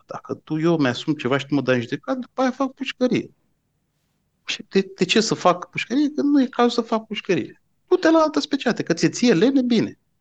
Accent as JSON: {"language": "Romanian", "region": "Bucharest", "country": "Romania", "said": "eu sunt din București"}